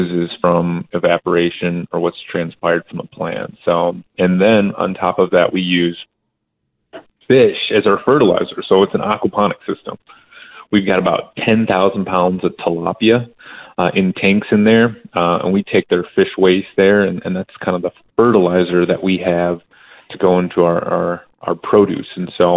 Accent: Michigan, United States; moved away as an adult; also born or lived in Philadelphia / Indiana; now in Tucson, United States; I'm originally from Michigan

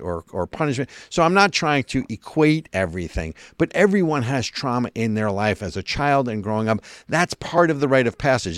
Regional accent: New Jersey, United States; I'm from Jersey

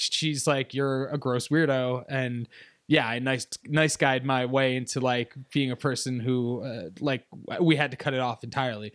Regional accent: upstate New York, United States; also born or lived in Virginia; upstate New York.

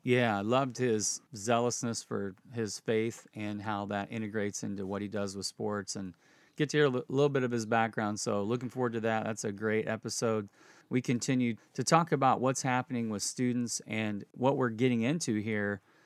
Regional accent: Indianapolis, Indiana, United States; I grew up in Indianapolis

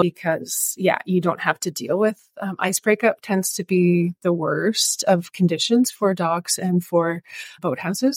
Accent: Oshawa, Ontario, Canada; moved away as an adult; also born or lived in Toronto / Washago; now in Barrie, Canada; So I grew up in Oshawa, but I now live in Barrie and I've been in central Ontario for almost 20 years

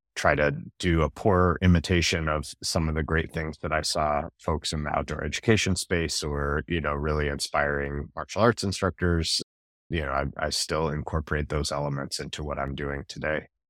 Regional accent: North Carolina, United States; I grew up in North Carolina

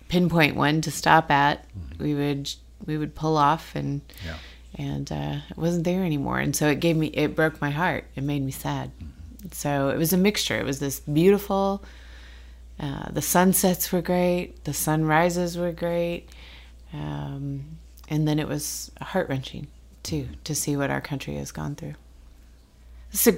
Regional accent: Midwest, United States; we grew up in the Midwest

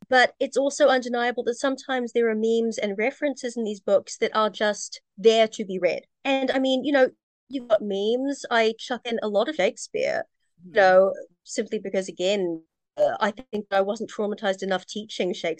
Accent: New Zealand; by being Kiwi, it's Kiwi humor

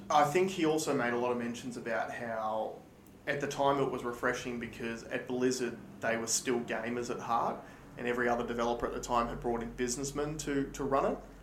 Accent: Australia; we are Australian

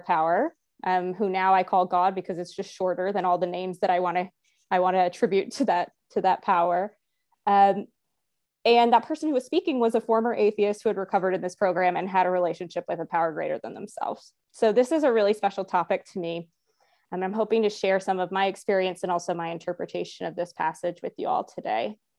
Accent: the Bible Belt, United States; growing up in the Bible Belt

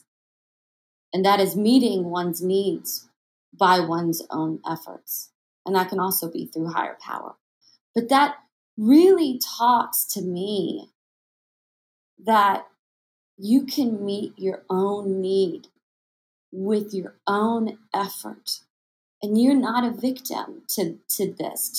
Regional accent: Tomball, Texas, United States; moved away; I'm from Tomball, Texas

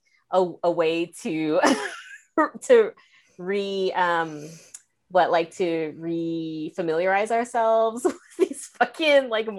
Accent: United States; I'm American

